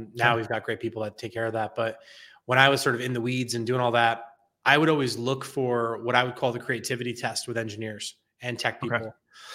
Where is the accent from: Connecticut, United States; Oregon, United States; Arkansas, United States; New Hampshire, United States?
Connecticut, United States; I grew up on the East Coast in a state called Connecticut. I'm actually dialing in from New Haven